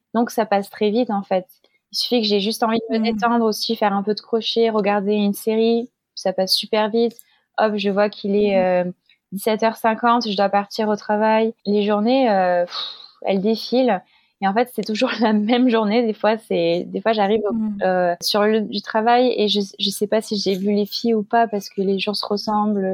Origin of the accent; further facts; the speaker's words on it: Marseille, Provence-Alpes-Côte d'Azur, France; moved away as an adult; also born or lived in Nice; now in Paris, France; ma ville natale, à Marseille